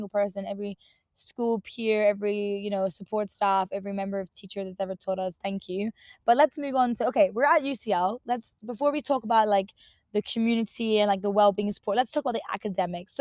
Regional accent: Northampton, East Midlands, United Kingdom; moved away as an adult; now in London, United Kingdom; I was super excited to leave my hometown, Northampton, just because there wasn't that much going on

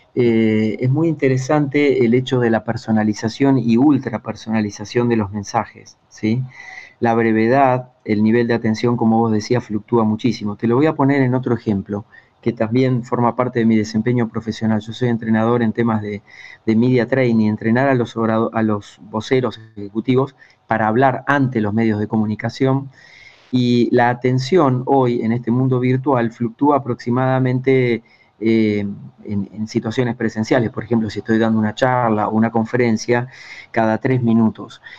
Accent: Buenos Aires Province, Argentina; moved away as an adult; also born or lived in Ushuaia, Tierra del Fuego; Empecé en la radio de mi pueblo, en el interior de Argentina, unos 300 kilómetros al sur de Buenos Aires, eh, cuando tenía 8 años

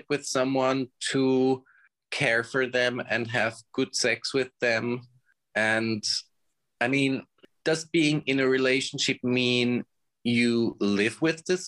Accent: outside of Zurich, Switzerland; I grew up in the outside of Zurich

